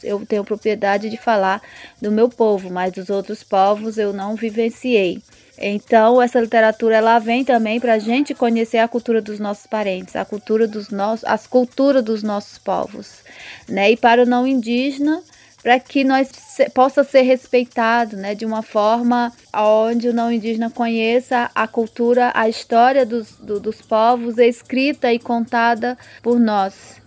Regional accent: Tabajara territory, 400 km from Fortaleza, on the border with Piauí, Ceará, Brazil; moved away as an adult; also born or lived in São Paulo; do povo Tabajara. Nós estamos localizados a 400 quilômetros de Fortaleza, na divisa com o Piauí. Foi aonde eu cresci, nasci, cresci

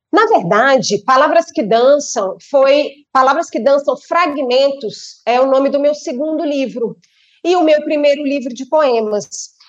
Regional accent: Brasília, Federal District, Brazil; Eu sou brasiliense

